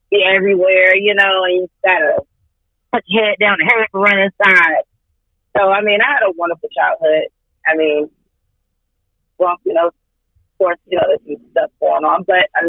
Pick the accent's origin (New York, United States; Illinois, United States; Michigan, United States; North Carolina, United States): North Carolina, United States; Uh, Southwood, North Carolina. I've been here majority of my life.